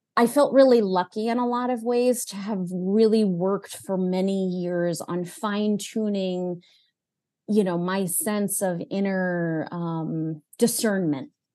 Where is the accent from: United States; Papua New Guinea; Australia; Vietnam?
United States; New England; I grew up, I was born in New England